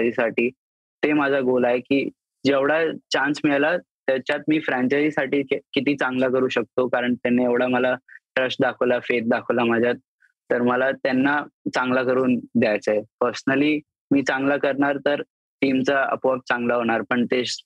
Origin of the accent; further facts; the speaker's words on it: Rajasthan, India; मी आहे राजस्थानी आहे आमचं जेवण असतंच घी वगैरे